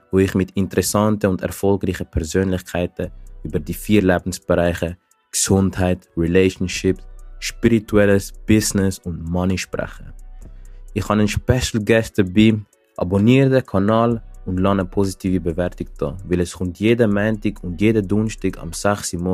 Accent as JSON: {"language": "German", "region": "Zurich", "country": "Switzerland", "said": "ich komme aus Zürich"}